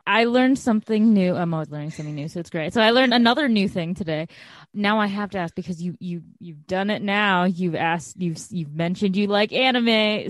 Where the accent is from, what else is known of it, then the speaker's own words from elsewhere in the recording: Chicago, Illinois, United States; growing up in Chicago